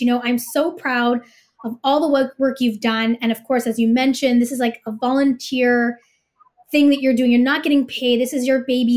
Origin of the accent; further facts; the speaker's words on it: Canada; as a Canadian who's gonna be voting